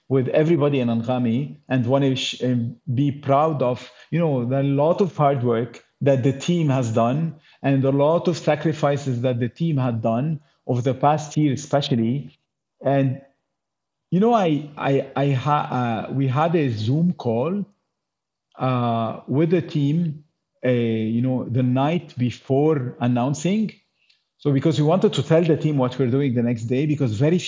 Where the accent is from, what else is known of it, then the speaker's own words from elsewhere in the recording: Lebanon; we're from Lebanon